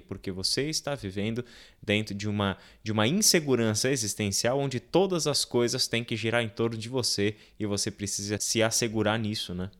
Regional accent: São Paulo, Brazil; Eu sou da Moca de São Paulo

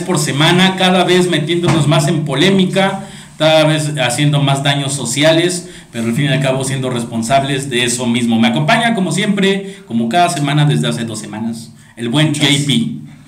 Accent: Mexico; nos atañe la sociedad mexicana

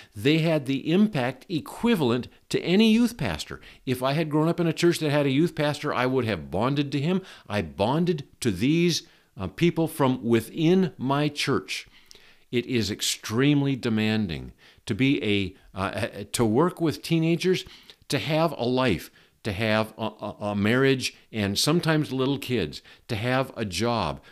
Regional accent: Shoreline, Washington, United States; I was raised in the Berean Bible Church in Shoreline, Washington, which is a suburb of Seattle

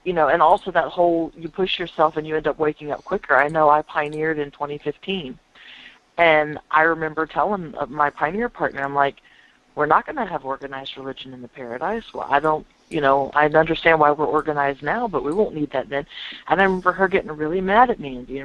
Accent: United States; I'm American here in the States

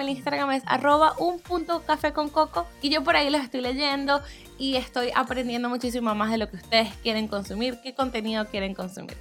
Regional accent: Venezuela; accent: Venezuelan; now in United States

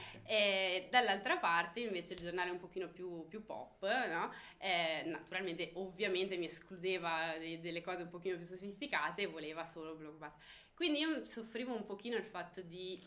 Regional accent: Melzo, Lombardy, Italy; also born or lived in Milan; siamo della provincia di Milano

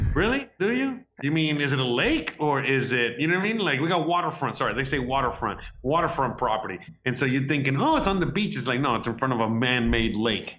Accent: Hialeah, Florida, United States; I grew up in Hialeah

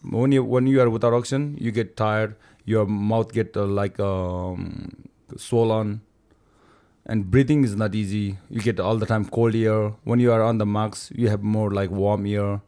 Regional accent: Rolwaling, Bagmati, Nepal; I'm from Rolwalling area

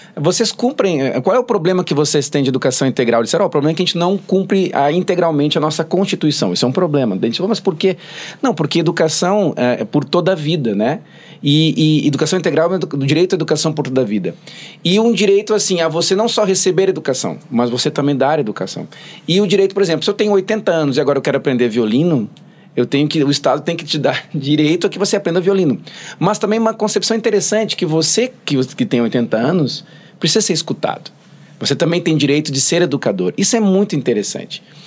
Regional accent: Sapucaia do Sul, Rio Grande do Sul, Brazil; eu sou de, assim, me criei em Sapucaia aqui

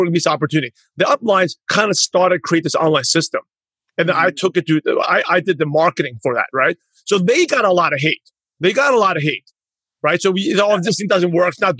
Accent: New York, United States; moved away; also born or lived in Los Angeles; Because I lived in LA, I'm originally from New York

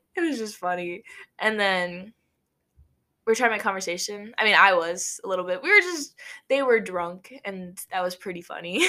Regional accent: Nebraska, United States; we're not from New York. We're from Nebraska

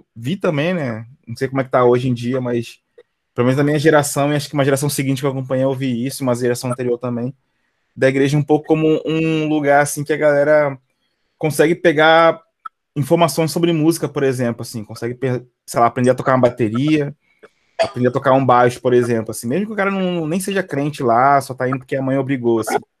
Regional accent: Brazil; also born or lived in Belfort; cresci ali em São Francisco, ali que é do lado do, do, do teu bairro também

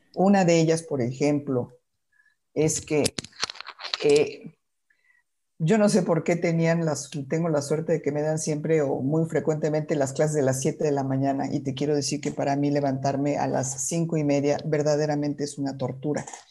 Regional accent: Mexico City, Mexico; yo nací en la Ciudad de México

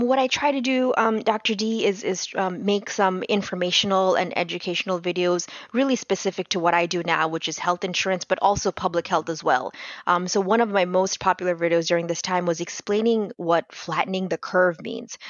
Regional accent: Bangladesh; now in Tampa, United States; I'm originally from Bangladesh

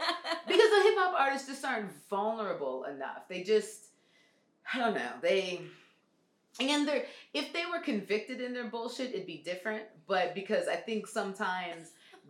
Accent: Detroit, Michigan, United States; also born or lived in Norfolk, Virginia; now in Atlanta, United States; I'm originally from Detroit, but then I moved here from Norfolk, Virginia. So I lived in Norfolk for 12 years where I went to undergrad. And then I moved here in August of 2005.

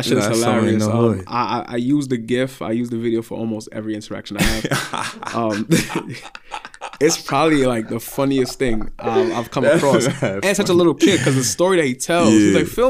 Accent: New York, United States; Yeah, I know what you mean. I'm from New York. I know how it goes.

